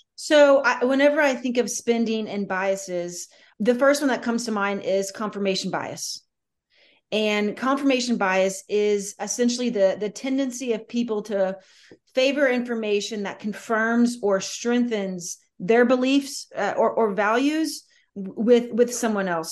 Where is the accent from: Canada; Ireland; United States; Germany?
United States; Southern Louisiana; I'm from Southern Louisiana